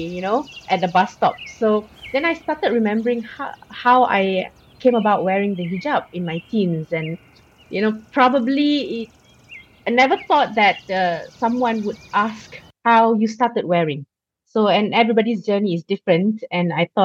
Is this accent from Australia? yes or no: no; Malaysia; Growing up in Malaysia